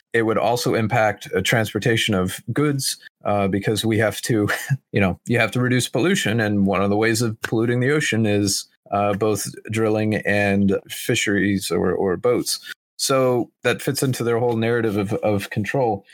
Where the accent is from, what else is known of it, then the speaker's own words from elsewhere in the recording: Oklahoma, United States; I'm from Oklahoma